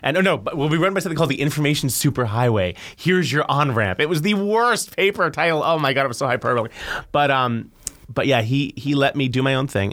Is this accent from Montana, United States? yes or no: no; New York City, New York, United States; moved away as an adult; also born or lived in Boston; I grew up in New York